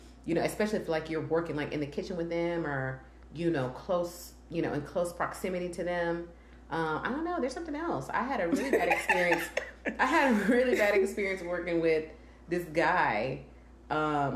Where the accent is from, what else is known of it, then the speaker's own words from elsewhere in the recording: Mississippi, United States; I'm black and I'm from Mississippi.